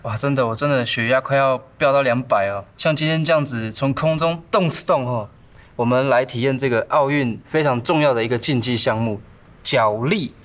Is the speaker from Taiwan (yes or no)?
yes; Taitung County, Taiwan; 我是来自台东南网部落的卑南族